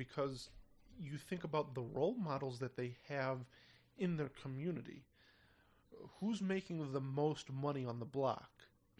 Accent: Chicago, Illinois, United States; also born or lived in Blue Island; I was born on the South Side.

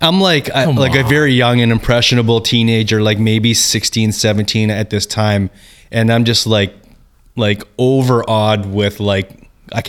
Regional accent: Prince George, British Columbia, Canada; I grew up in Prince George, so like road racing wasn't a thing there.

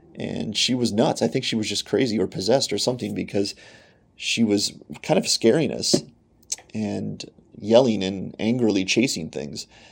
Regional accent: Pennsylvania, United States; moved away as an adult; also born or lived in Michigan; I am from Pennsylvania. We now live in Pennsylvania again with our family

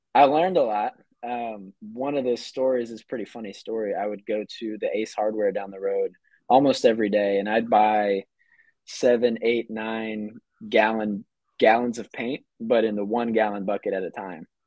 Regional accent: North Georgia, United States; now in Atlanta, United States; I grew up in North Georgia

